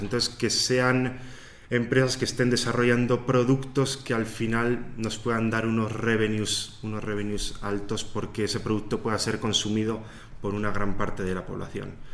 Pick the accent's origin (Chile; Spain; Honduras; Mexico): Spain; Soria, Castile and León; moved away as an adult; also born or lived in Barcelona; now in Ireland; luego en Soria, que es de donde soy, y finalmente emigré a Irlanda